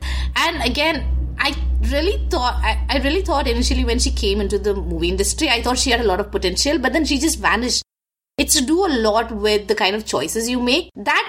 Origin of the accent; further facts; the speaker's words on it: India; the entire neighborhood is very much like how we grew up in India.